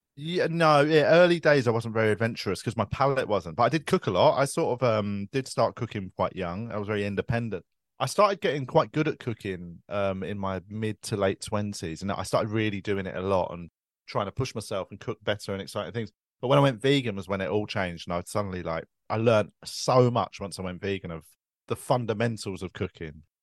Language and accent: English; London, United Kingdom; I grew up in Tooting